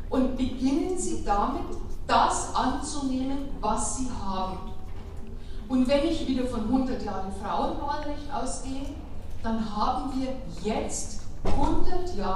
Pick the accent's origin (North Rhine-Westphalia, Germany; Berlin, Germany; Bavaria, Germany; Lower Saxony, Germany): Bavaria, Germany; ich komme aus Bayern